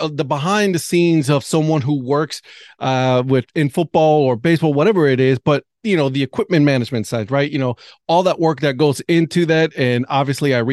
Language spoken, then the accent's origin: English; Ohio, United States; now in North Carolina, United States; I live in North Carolina, but I'm from Ohio